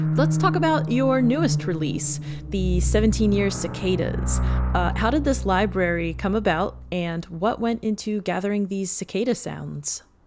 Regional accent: Pennsylvania, United States; I grew up in Pennsylvania

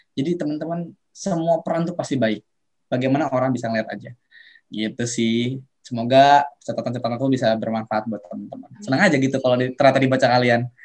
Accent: Serang, Banten, Indonesia; aku orang Serang Banten

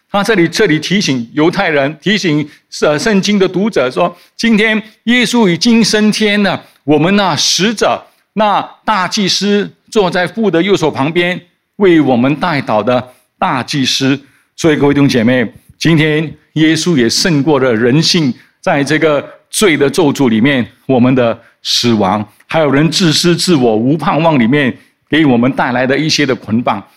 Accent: Singapore; 我们在新加坡的新加坡人

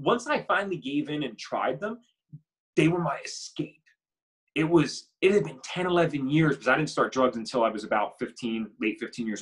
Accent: Bucks County, Pennsylvania, United States; We grew up in Bucks County, Pennsylvania, nice suburban area

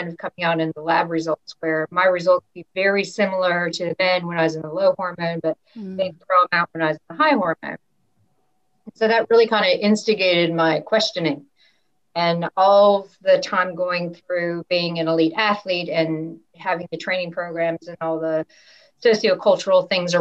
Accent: United States; growing up in the States

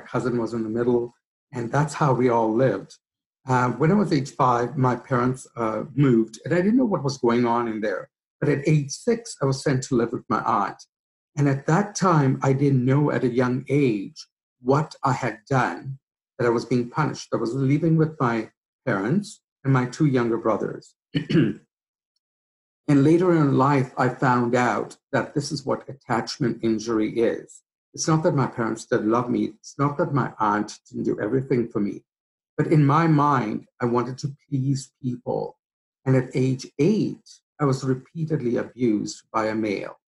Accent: Kenya; also born or lived in Mombasa; now in Canada; I am originally from Kenya, East Africa.

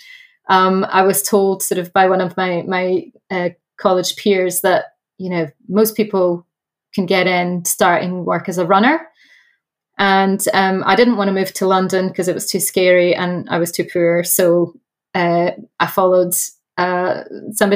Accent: Brazil; moved away; also born or lived in Dundee, Scotland; I was born in Brazil and moved

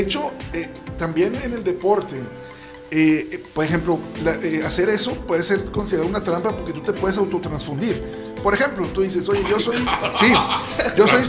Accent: Monterrey, Nuevo León, Mexico; yo mis orígenes y, donde me mantengo actualmente trabajando es en la colonia moderna. Una colonia popular aquí en Monterrey

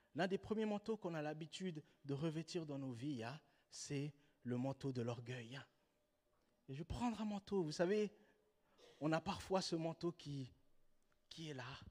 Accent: Switzerland; en tant que Suisse

